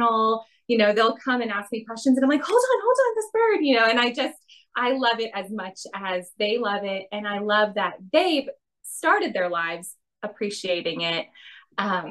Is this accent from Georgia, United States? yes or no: no; Chicago, Illinois, United States; moved away; also born or lived in Miami, Florida; I grew up in Chicago and Miami.